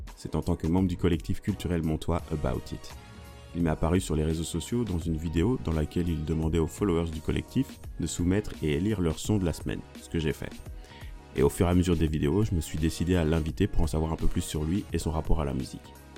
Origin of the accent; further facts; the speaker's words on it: Mons, Wallonia, Belgium; moved away; j'ai grandi à Mons